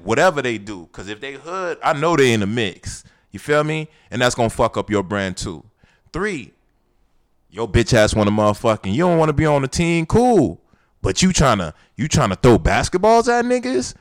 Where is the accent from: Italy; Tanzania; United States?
United States; Miami, Florida; we grew up in Miami